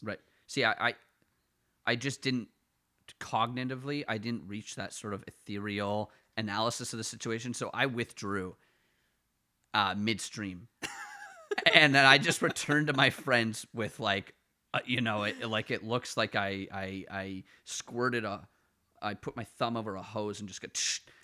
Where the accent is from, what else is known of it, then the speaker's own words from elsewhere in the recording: Ottawa, Ontario, Canada; accent: Ottawa Valley; moved away as an adult; now in Toronto, Canada; I'm from west of, like, the core of Ottawa